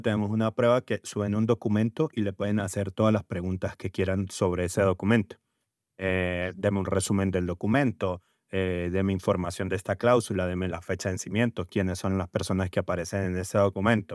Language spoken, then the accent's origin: Spanish; Venezuela; now in Colombia; vengo de Venezuela, ya con bastantes años aquí en, Colombia